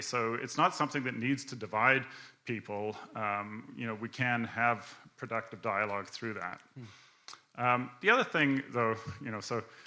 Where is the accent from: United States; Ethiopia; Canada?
Canada; I grew up in Canada